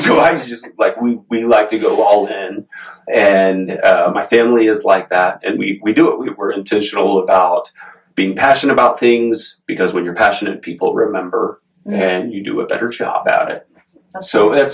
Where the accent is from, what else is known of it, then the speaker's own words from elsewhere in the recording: Oklahoma City, Oklahoma, United States; born and raised in Oklahoma City, went